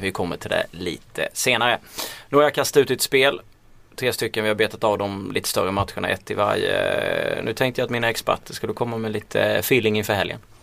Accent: Småland, Sweden; accent: småländska; min småländska röst

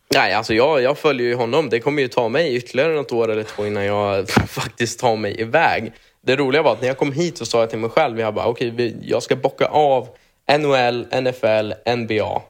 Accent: Sweden; moved away as an adult; now in United States; jag är ju svensk i grund och botten

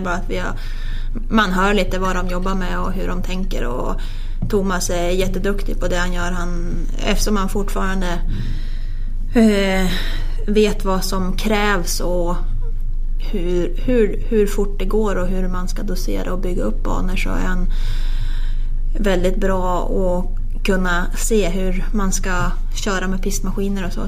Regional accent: Sveg, Jämtland, Sweden; när man själv växte upp hemma i Sveg

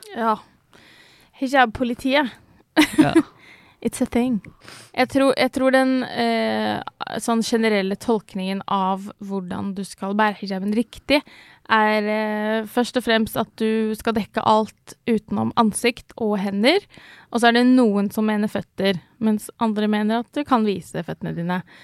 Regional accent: Ski, Akershus, Norway; jeg vokste opp eh, utenfor Oslo, i, eh, i, Ski.

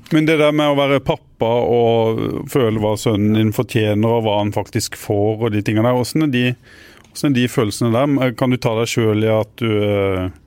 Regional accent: Arendal, Agder, Norway; jeg er jo ikke fra Grimstad, da. Jeg er fra Arendal

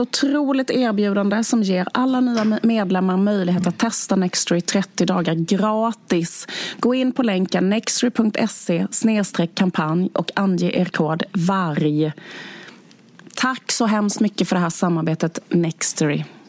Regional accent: Skåne, Sweden; vår hemby där vi kommer från.

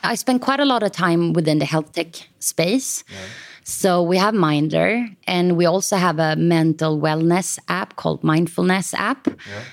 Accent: Stockholm, Stockholm County, Sweden; also born or lived in Copenhagen; I am from Stockholm

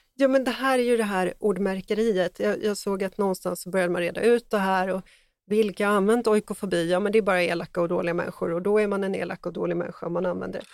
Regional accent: Sweden; som svensk

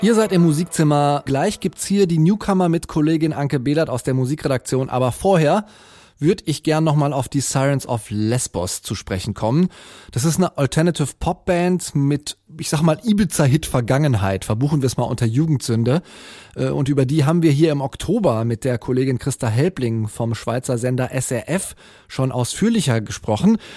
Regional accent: near Cologne, North Rhine-Westphalia, Germany; born or raised there

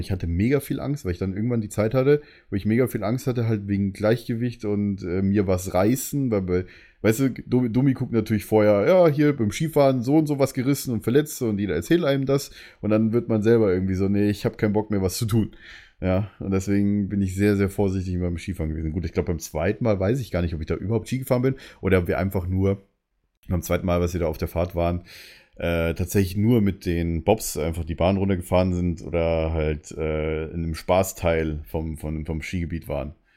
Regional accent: Munich, Bavaria, Germany; als Münchner ist man dann halt, sage ich mal, ein bisschen anders

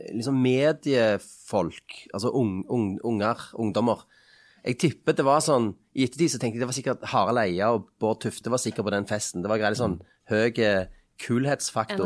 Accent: Stavanger, Rogaland, Norway; Nå kommer jeg fra Kalhammeren i Stavanger

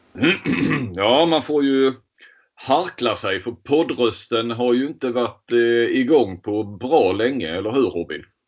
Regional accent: Skåne, Sweden; vi är ju skåningar, det hörs. Vi sitter ju här i Helsingborg respektive Kristianstad

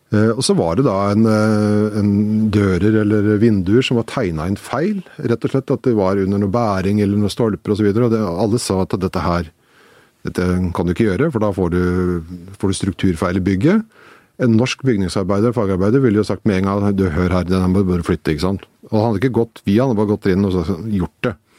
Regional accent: Slemmestad, Akershus, Norway; Jeg kommer fra Slemmestad, som jo er et industrisam, eh, gammelt industrisamfunn.

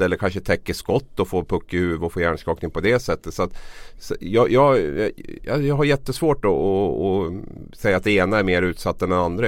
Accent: Gävle, Gävleborg County, Sweden; mitt hem, min hemstad Gävle

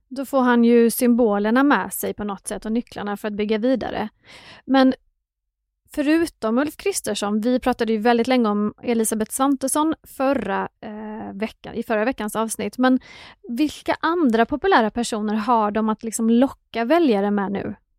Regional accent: Skåne, Sweden; liten och växte upp i Skåne

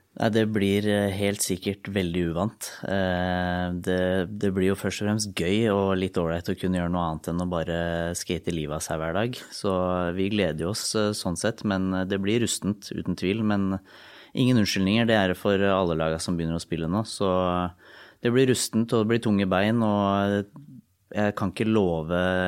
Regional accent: Lillehammer, Innlandet, Norway; jeg er fra Lillehammer

